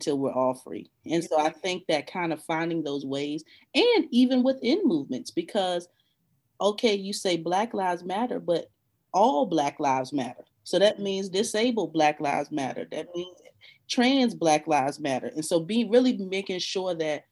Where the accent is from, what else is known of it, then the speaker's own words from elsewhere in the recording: 10 minutes from Point Comfort, Virginia, United States; moved away; also born or lived in Arlington, Virginia; 10 minutes from where I grew up, Point Comfort